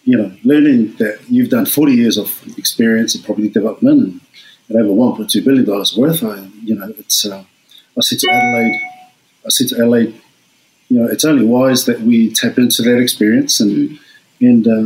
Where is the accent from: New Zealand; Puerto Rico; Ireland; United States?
New Zealand; Auckland; moved away as an adult; also born or lived in Tonga (parents) / Sydney, Australia; now in Australia; I grew up in Auckland